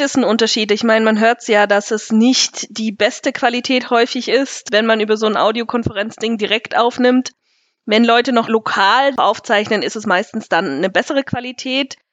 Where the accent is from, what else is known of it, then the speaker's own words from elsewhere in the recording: Nersingen, Bavaria, Germany; Ich komme hier aus der Gemeinde Nersingen.